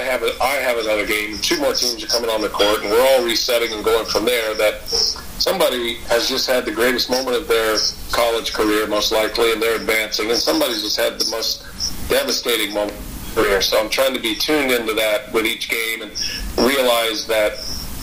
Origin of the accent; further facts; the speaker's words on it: Georgetown, Texas, United States; now in Wisconsin, United States; I grew up just outside Austin in Georgetown